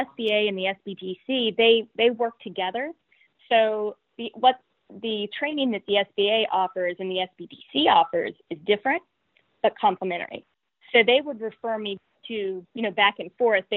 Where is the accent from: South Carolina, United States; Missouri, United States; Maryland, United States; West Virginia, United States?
West Virginia, United States; Morgantown; Born and raised in Morgantown, and very proud to be able to stay